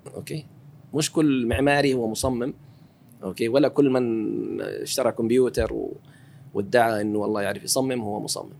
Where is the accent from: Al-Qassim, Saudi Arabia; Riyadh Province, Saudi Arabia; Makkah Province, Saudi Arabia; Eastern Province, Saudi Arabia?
Makkah Province, Saudi Arabia; Taif; born or raised there; moved away as an adult; also born or lived in Dhahran / Seattle, United States